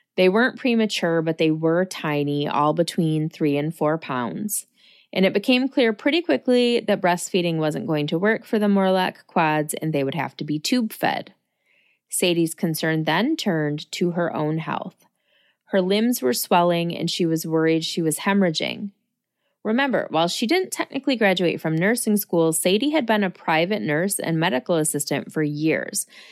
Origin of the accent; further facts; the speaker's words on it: Lansing, Michigan, United States; someone who was born and raised in Lansing